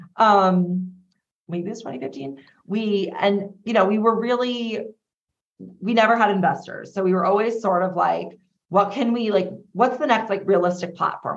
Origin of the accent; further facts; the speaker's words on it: Long Island, New York, United States; we're all from Long Island Day you know, a very lovely town out here. Mm-hmm. And we grew up together